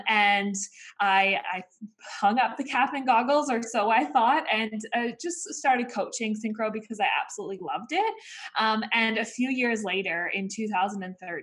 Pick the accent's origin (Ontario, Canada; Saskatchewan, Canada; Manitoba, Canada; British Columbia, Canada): British Columbia, Canada; Vancouver; I grew up in Vancouver, Canada. My parents are Aussie and they're actually from Sydney, Australia